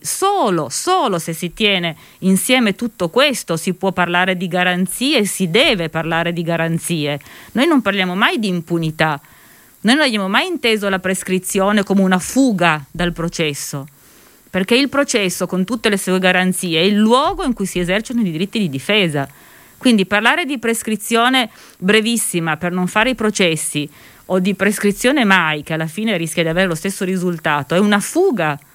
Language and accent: Italian; Turin, Piedmont, Italy; io vengo da Torino